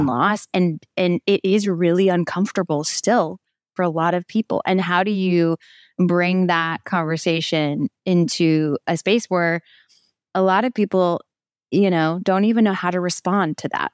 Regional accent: Midwest, United States; moved away; my family that still was in my hometown, my very small hometown in the middle of the Midwest.

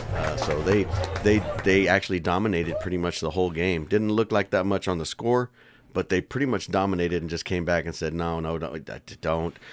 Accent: San Antonio, Texas, United States; I gotta go with my hometown team.

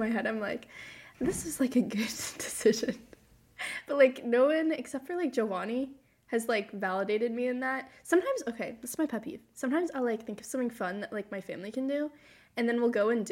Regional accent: Boston area, Massachusetts, United States; I'm from the Boston area

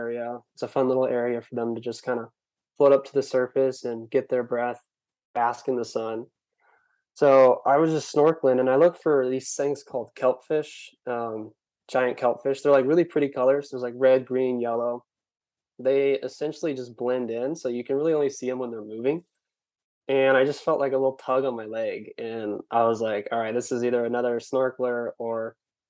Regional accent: California, United States; I'm from California

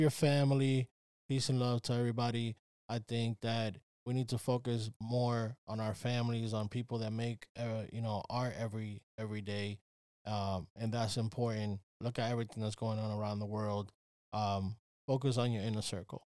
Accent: New York, United States; I'm from New York

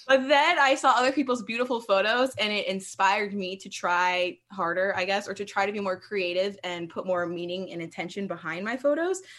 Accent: Columbia, Maryland, United States; moved away as an adult; now in Pacific Northwest, United States; I am originally from Columbia, Maryland, which is a suburb, uh, like fifteen minutes outside of Baltimore on the East Coast. And I grew up there

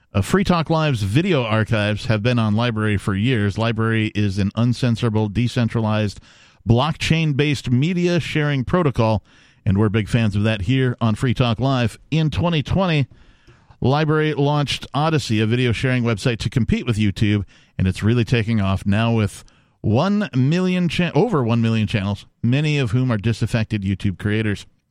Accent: Wisconsin, United States; I am from Wisconsin

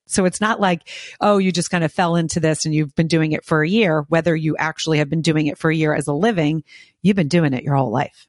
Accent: outside Philadelphia, New Jersey, United States; I grew up on the East Coast, um, right outside of Philadelphia in New Jersey

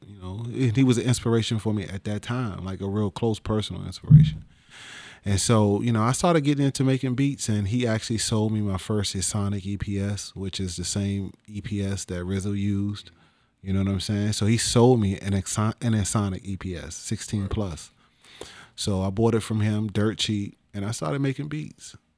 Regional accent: Washington, District of Columbia, United States; also born or lived in Capitol Heights, Maryland / Suitland, Maryland; I'm from Northeast

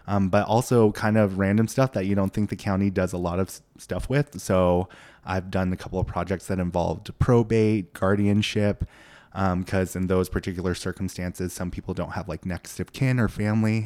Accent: Boise, Idaho, United States; also born or lived in Seoul, South Korea; I grew up in Boise

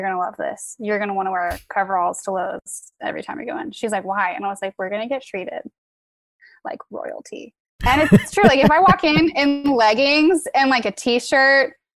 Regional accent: Midwest, United States; moved away as an adult; also born or lived in Virginia; I grew up in the Midwest on a farm

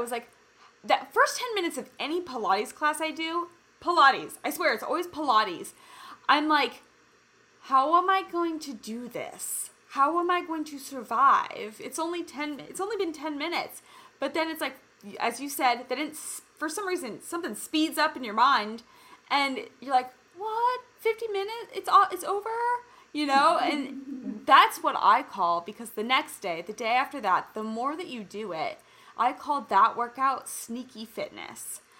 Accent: Kansas City, United States; now in California, United States; I was born and raised in Kansas City, and I remember, I mean, I've lived kind of in multiple places in California

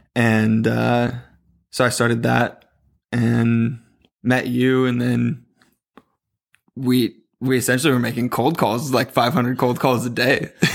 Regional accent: Southern California, United States; also born or lived in Chico, California; I grew up in SoCal

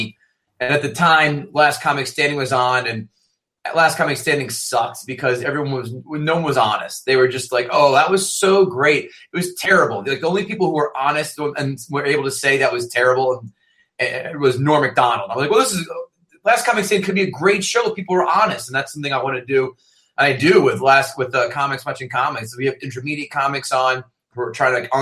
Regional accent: New Jersey, United States; I'm from Jersey

